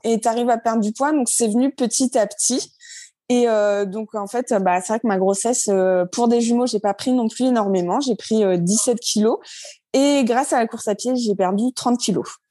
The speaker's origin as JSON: {"language": "French", "region": "Normandy", "country": "France", "also_born_or_lived": "Brittany / La Ciotat", "moved": "yes", "lives_now": "Orléans, France", "said": "je suis pas du tout de la région. De base, je suis normande."}